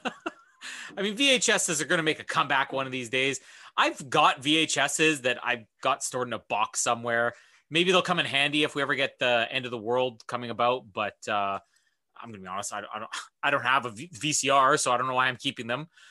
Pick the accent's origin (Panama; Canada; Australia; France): Canada; I'm Canadian